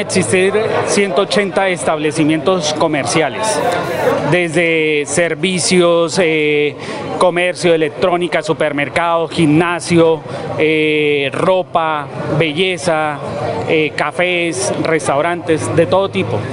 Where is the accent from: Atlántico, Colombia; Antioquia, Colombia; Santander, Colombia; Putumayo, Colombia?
Santander, Colombia; somos santanderianos